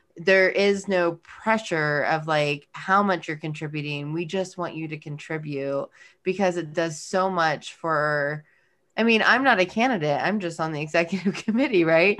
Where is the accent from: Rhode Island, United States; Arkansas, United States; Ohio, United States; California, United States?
California, United States; moved away; I'm from California